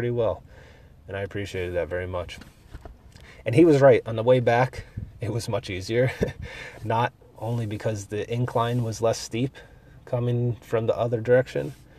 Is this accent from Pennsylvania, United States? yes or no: yes; Pennsylvania, United States; I'm from Pennsylvania where there's all mountains